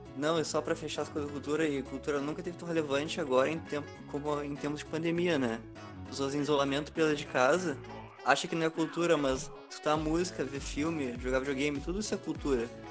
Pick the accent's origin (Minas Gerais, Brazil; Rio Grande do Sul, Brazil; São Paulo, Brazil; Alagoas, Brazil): Rio Grande do Sul, Brazil; Camaquã; also born or lived in Pelotas, Brazil; minha cidade natal, né? Camacuã